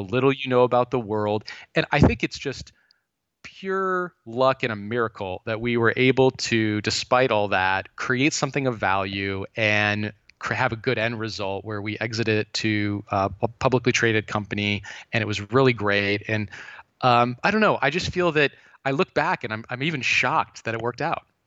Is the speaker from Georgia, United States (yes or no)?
no; Thousand Oaks, California, United States; I grew up in Thousand Oaks, California